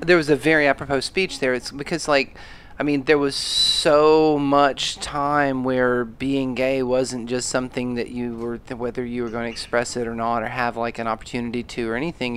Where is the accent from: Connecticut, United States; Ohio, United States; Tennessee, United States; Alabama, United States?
Alabama, United States; moved away; also born or lived in Atlanta, Georgia; I grew up in the South